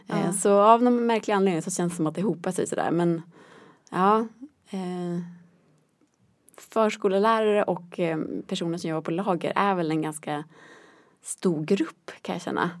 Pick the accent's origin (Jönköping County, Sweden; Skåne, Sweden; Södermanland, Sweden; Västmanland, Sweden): Västmanland, Sweden; Västerås; moved away as an adult; now in Norrköping, Sweden; Jag kommer från Västerås från början